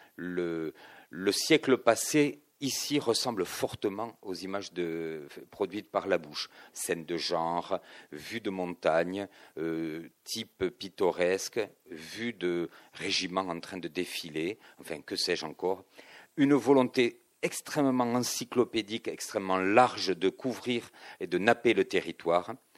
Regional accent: Toulouse, Occitania, France; je suis toulousain

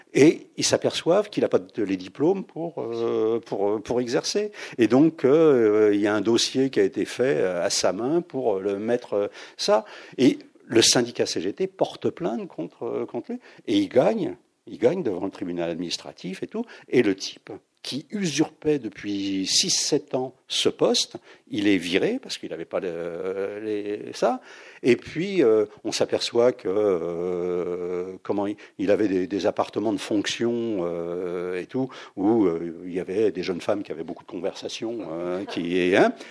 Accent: Saint-Denis, Île-de-France, France; Saint-Denis c'est votre ville natale

